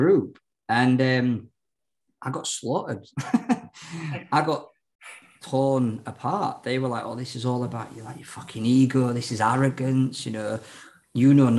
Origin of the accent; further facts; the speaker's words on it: Ireland; I'm Irish.